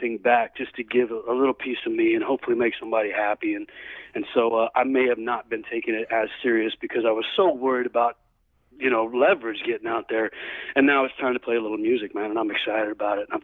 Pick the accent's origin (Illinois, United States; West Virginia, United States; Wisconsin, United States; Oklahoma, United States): Oklahoma, United States; also born or lived in Dallas, Texas; now in California, United States; I grew up in Texas, grew up in Oklahoma, was born in Dallas.